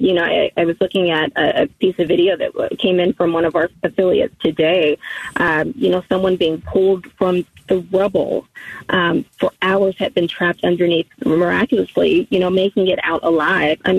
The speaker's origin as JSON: {"language": "English", "region": "North Carolina", "country": "United States", "also_born_or_lived": "Florida", "moved": "yes", "said": "I'm originally from North Carolina"}